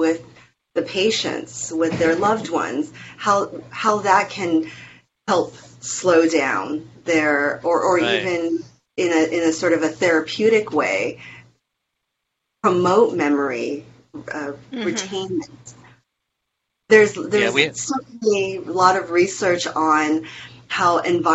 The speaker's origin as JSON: {"language": "English", "country": "Taiwan", "tie": "born or raised there", "moved": "yes", "said": "the house that I was born in Taiwan"}